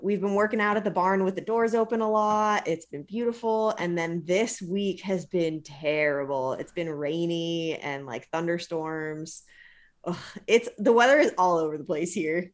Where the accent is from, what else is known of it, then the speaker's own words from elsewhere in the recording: Modesto, California, United States; moved away; also born or lived in Trenton; Modesto, which is where I grew up in California